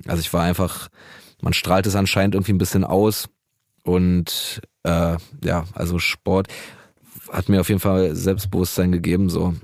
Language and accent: German; Berlin, Germany; ich bin auch in Neukölln groß geworden